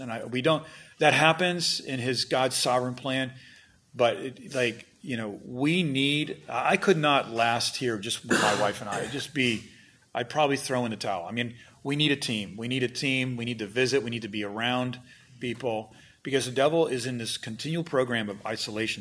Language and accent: English; United States; I'm an American pastor